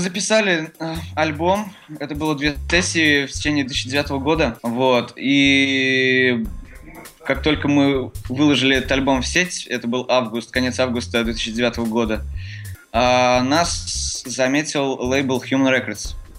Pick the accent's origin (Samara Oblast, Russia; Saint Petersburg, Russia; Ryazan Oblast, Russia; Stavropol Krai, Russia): Samara Oblast, Russia; Tolyatti; now in Moscow, Russia; мы из Тольятти